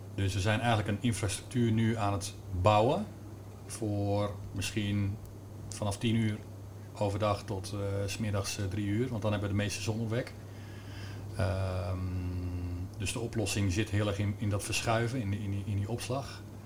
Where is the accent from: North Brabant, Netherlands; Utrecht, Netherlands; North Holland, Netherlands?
Utrecht, Netherlands; Amersfoort; ik kom zelf uit Amersfoort